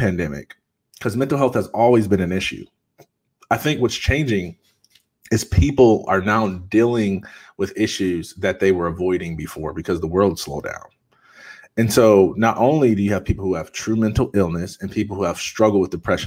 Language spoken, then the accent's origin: English; Jackson, Michigan, United States; I'm from Jackson, Michigan. Nobody knows where that's at. It's an hour and a half from Detroit.